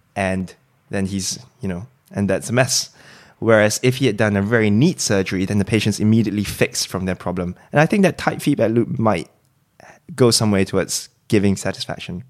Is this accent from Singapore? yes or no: yes; Singapore; moved away as an adult; also born or lived in Cambridge, United Kingdom; now in London, United Kingdom; I was originally from Singapore, came over to do medical school